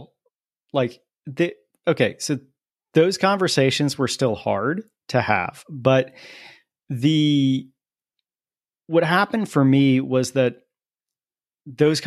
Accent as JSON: {"language": "English", "town": "New Port Richey", "region": "Florida", "country": "United States", "tie": "born or raised there", "said": "I grew up in Newport Richey, Florida"}